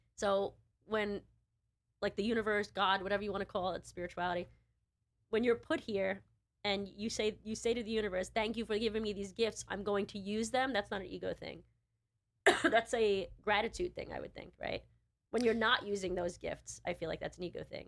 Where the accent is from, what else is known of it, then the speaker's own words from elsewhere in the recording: New York, United States; I'm a New Yorker